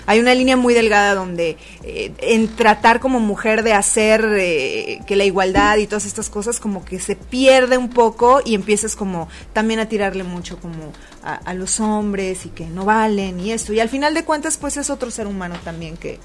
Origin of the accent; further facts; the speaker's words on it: Tijuana, Baja California, Mexico; moved away as an adult; now in Mexico City, Mexico; en Tijuana, Baja California, de donde soy